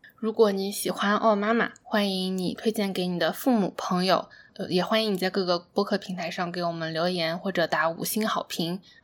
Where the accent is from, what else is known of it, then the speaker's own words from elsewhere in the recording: China; 在中国长大的过程中